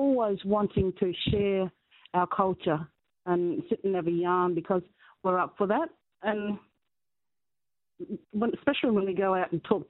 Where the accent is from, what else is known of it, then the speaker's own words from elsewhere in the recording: Harvey, Western Australia, Australia; Harvey, as my hometown, born and bred